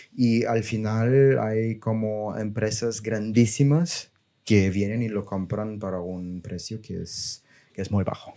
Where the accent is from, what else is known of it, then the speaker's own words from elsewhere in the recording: Bulgaria; Spanish is a second language; moved away as an adult; also born or lived in Germany / Barcelona; yo soy, yo soy de Bulgaria